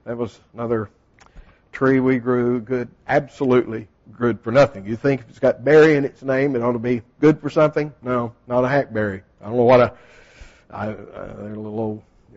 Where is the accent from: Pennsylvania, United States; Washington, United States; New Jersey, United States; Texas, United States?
Texas, United States; moved away; when I grew up in Texas, the only trees we had, we didn't have the nice hardwoods like you have